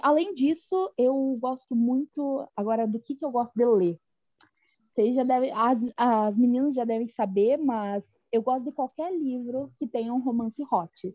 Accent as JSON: {"language": "Portuguese", "region": "interior of Paraná", "country": "Brazil", "accent": "rolled/pulled R (caipira R)", "said": "eu sou do interior do Paraná"}